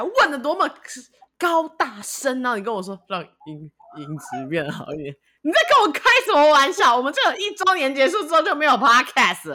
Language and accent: Chinese; Taiwan; now in United States; 我就是一个台湾人，我，我有属于我的地方。我觉得美国有可能未来会是我，就是最长久居住的生活主场景，但我觉得我的家永远在台湾